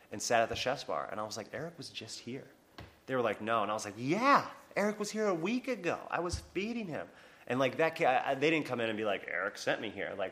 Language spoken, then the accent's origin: English; Long Island, New York, United States; You're from Long Island. I'm from Long Island too, bro.